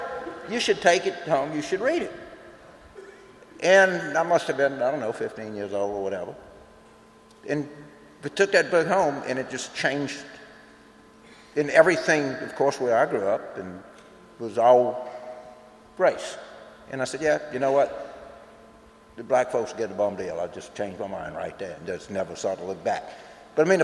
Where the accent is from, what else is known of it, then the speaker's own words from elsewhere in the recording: rural South Louisiana, United States; When I grew up in rural South Louisiana in the 50s